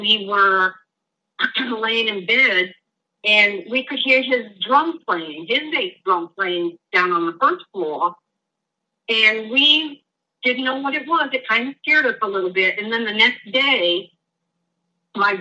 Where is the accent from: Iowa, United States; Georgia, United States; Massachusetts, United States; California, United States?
Massachusetts, United States; North Brookfield; the house that I grew up in North Brookfield was an old shoemaker's house